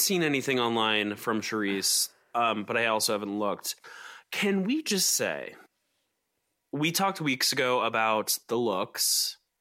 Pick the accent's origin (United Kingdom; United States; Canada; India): United States; Atlanta, Georgia; all those weird McMansions that I grew up around in Atlanta